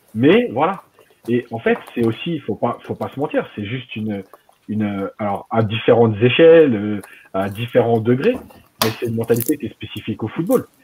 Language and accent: French; Algeria; chez nous en Algérie